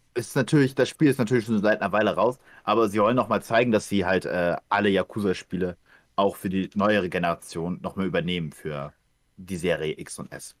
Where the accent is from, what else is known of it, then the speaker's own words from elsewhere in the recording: Ukraine; moved away; dass ich das mein Heimatland ist